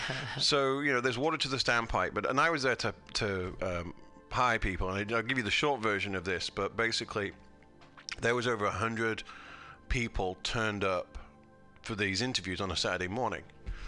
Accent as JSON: {"language": "English", "country": "United Kingdom", "said": "I'm British. We created it."}